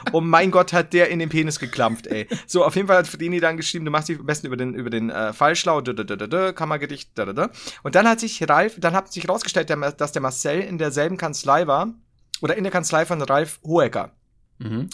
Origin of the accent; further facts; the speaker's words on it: Bavaria, Germany; als Bayer